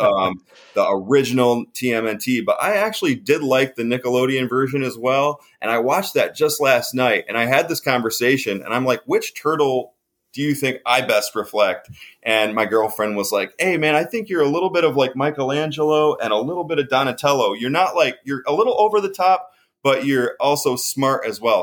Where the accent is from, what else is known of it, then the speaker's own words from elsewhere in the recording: Canisteo, New York, United States; I grew up in a little town, uh, like near a town called Rochester. This is a little suburb type, like little place, more cows than people, called Canisteo, New York